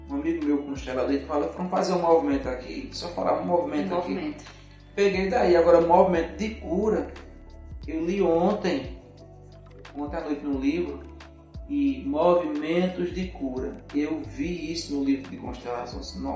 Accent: Serra Talhada, Pernambuco, Brazil; que eu postei uma pessoa de Serra Talhada, da sua terra, da minha terra

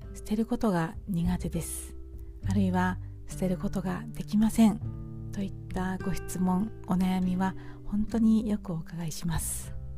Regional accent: Hamamatsu, Shizuoka, Japan; 私の住む地元浜松市

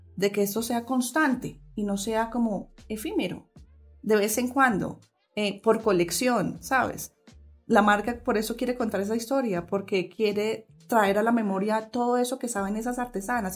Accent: Colombia; lo que somos realmente como colombianas

